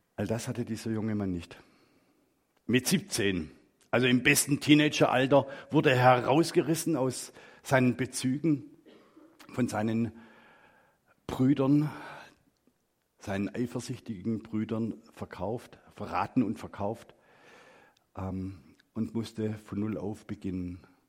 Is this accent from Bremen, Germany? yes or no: no; Black Forest, Baden-Württemberg, Germany; moved away; ich bin im Schwarzwald groß geworden